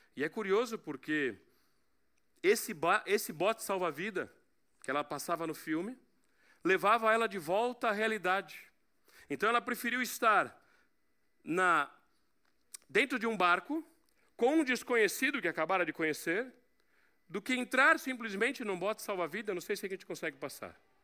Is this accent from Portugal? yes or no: yes; Portugal; Mas como eu sou português